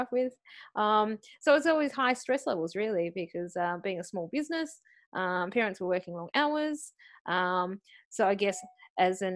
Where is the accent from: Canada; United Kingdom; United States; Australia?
Australia; accent: Aussie; born and bred in Australia